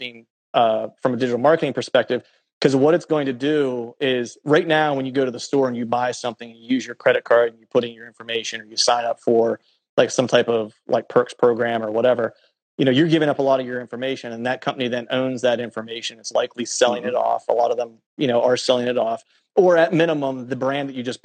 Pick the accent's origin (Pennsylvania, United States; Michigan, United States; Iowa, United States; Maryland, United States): Pennsylvania, United States; moved away; also born or lived in Florida; where I grew up in Pennsylvania